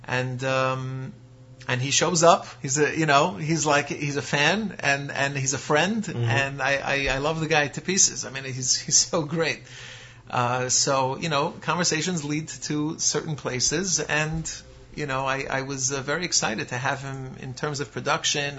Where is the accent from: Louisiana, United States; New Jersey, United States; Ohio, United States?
New Jersey, United States; Lakewood; I'm a guy from Lakewood, you know, I'm a Sephardi guy